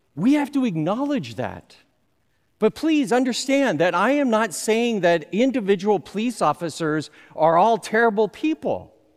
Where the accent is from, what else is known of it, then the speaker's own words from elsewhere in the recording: Southern California, United States; I grew up in Southern California.